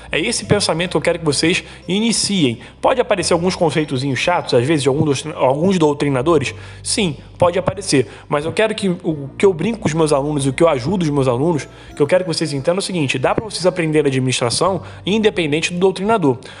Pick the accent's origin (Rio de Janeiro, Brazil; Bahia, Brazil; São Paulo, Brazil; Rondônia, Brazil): Rio de Janeiro, Brazil; eu sou aqui do estado do Rio de Janeiro